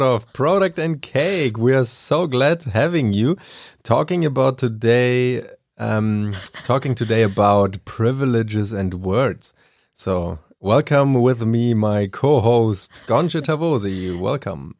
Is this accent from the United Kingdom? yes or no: no; Germany; English is a second language; I am from Germany